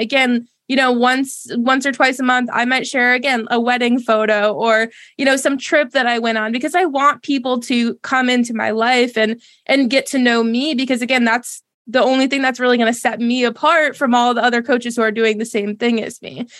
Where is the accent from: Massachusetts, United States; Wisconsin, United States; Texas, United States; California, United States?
Massachusetts, United States; now in Charlotte, United States; I'm originally from Massachusetts